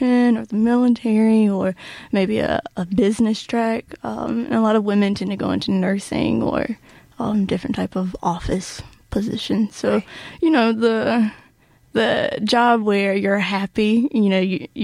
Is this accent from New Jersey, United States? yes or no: no; Hollister, North Carolina, United States; accent: Southern; moved away as an adult; now in Ann Arbor, United States; I'm from North Carolina, hence the accent